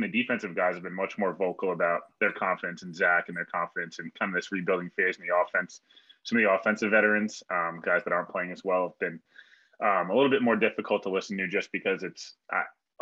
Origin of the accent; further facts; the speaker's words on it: Westchester, New York, United States; I'm from Westchester